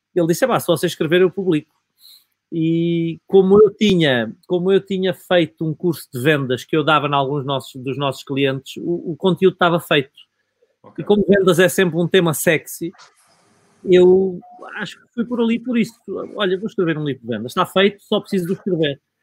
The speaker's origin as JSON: {"language": "Portuguese", "region": "Alentejo", "country": "Portugal", "said": "Eu sou provinciano, sou, sou alentejano"}